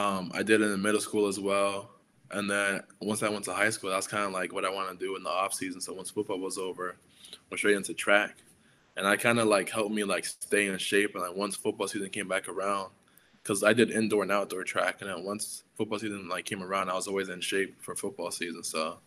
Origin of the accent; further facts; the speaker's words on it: Providence, Rhode Island, United States; because I'm coming from Providence inner city, where it's a lot of like Black, a lot of Hispanic. You know, it's like very like diverse in culture.